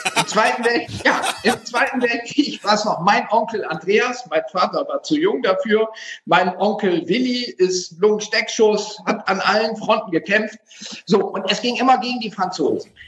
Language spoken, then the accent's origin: German; Wildeshausen, Lower Saxony, Germany; moved away as an adult; also born or lived in Oldenburg; now in Munich, Germany; Ich bin Wildeshauser, Oldenburger, habe schon in allen möglichen Städten gewohnt, bin jetzt Wahlmünchner, ich bin Niedersachse